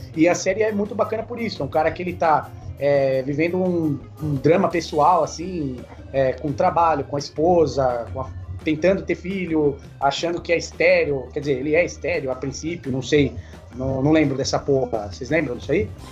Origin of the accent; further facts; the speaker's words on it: Brazil; a gente é, brasileiro